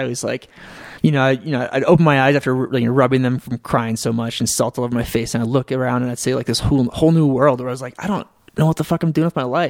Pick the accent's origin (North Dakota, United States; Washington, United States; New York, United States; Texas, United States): North Dakota, United States; Fargo; moved away as an adult; also born or lived in Kansas City, Missouri; I moved away from Fargo for a girl